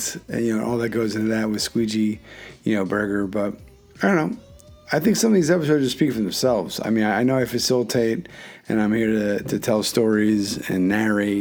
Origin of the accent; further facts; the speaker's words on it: Philadelphia, Pennsylvania, United States; now in Connecticut, United States; I'm from Philly